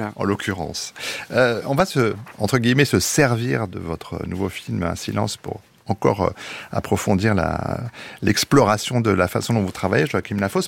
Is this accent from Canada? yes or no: no; France; chez nous en France